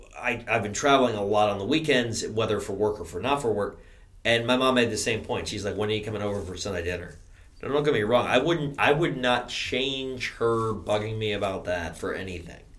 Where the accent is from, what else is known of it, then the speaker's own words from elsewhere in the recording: New York, United States; I'm from New York. I'm a Yankee.